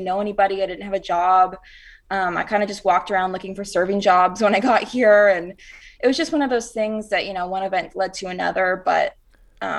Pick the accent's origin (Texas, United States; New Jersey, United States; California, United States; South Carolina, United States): South Carolina, United States; Rock Hill; now in Nashville, United States; I'm from Rock Hill, South Carolina, and it's like right up near Charlotte, North Carolina